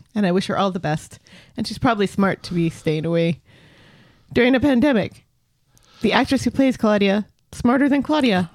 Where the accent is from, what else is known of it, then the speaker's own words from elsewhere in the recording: United States; I'm American